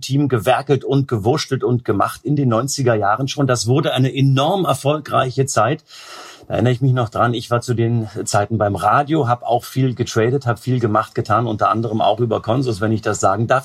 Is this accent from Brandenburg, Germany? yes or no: yes; Potsdam, Brandenburg, Germany; ich als gebürtiger Potsdamer